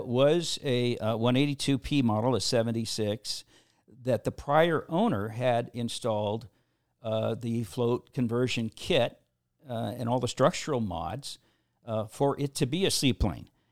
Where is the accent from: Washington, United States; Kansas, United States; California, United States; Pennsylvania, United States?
Washington, United States; Seattle; I grew up in the Seattle area